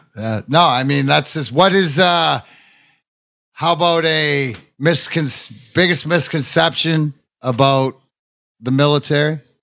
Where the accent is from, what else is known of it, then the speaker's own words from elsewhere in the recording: Canada; I'm Canadian.